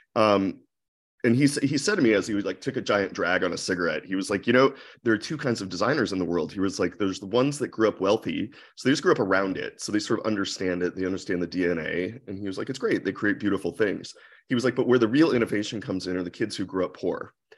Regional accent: Akron, Ohio, United States; moved away as an adult; also born or lived in New York / San Francisco; I grew up in Akron, Ohio

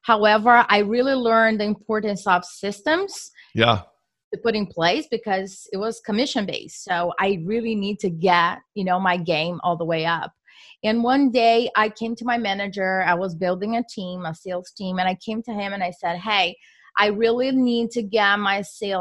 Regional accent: Brazil; moved away as an adult; now in Philadelphia, United States; I am from Brazil.

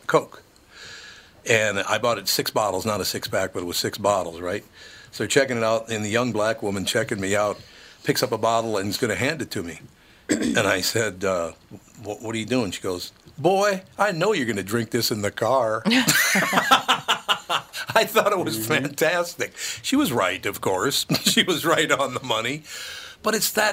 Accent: Minnesota, United States; I grew up in Minnesota

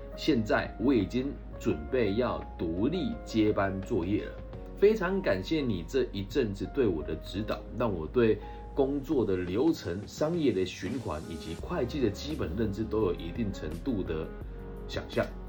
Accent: Taiwan; 身为土生土长的台湾男孩

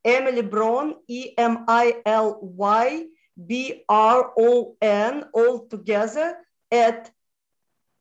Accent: Moldova; first language Russian; English is a second language; moved away; I was born in Moldova, which was part of Romania.

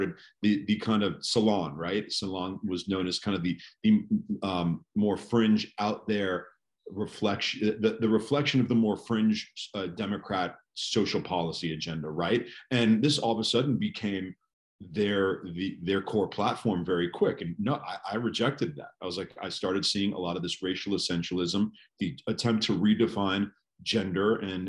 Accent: California, United States; California is my home state, but my family's from New York

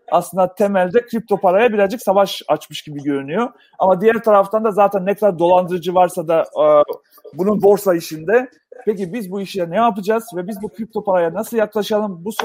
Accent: North Macedonia; born there; Ben e, Yugoslavya'da doğdum. şu an Makedonya'da doğdum. Makedonya'da genç yoktur abi.

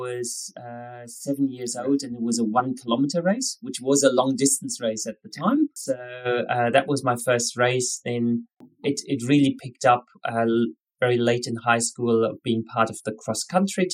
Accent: Germany; moved away as an adult; also born or lived in Scotland / Spain; now in Australia; originally I'm from Germany

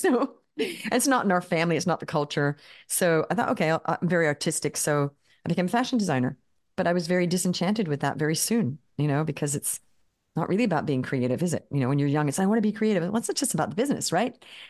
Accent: Australia; I grew up in Australia. We moved to Australia when I was 7. Grew up there.

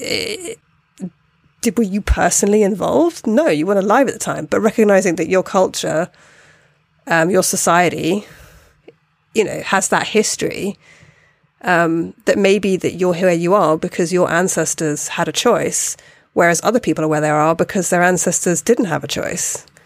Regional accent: United Kingdom; me being a British person.

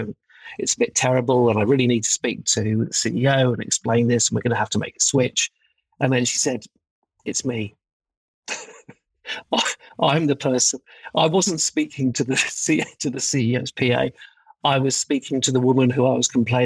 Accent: United Kingdom; as a Brit

